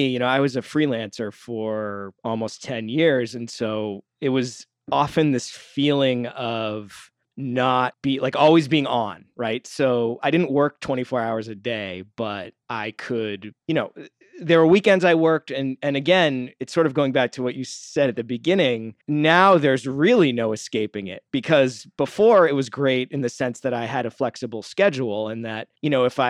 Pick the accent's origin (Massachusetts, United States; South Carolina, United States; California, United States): Massachusetts, United States; I'm from the Boston area.